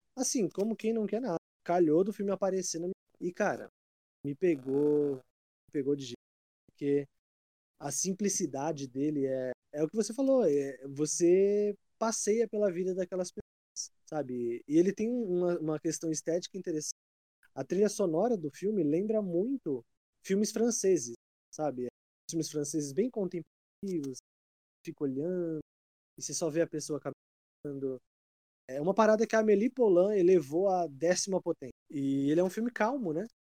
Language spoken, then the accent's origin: Portuguese; Brazil; eu sou muito brasileiro.